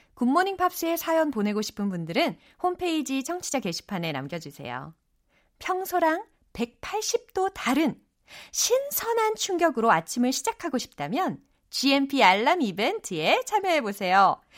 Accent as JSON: {"language": "Korean", "region": "Seoul", "country": "South Korea", "tie": "born or raised there", "said": "저의 고향은 서울입니다"}